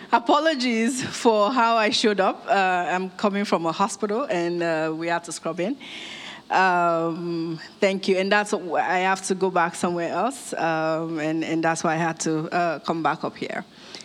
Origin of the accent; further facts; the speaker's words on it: Nigeria; also born or lived in United States; I grew up here in Nigeria. I was born in Nigeria. Moved to the US with my family, grew up there, completed my education